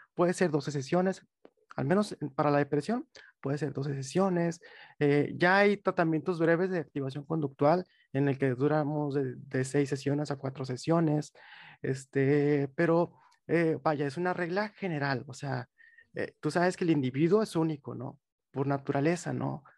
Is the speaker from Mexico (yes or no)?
yes; Monterrey, Nuevo León, Mexico; soy de Monterrey, tengo 25 años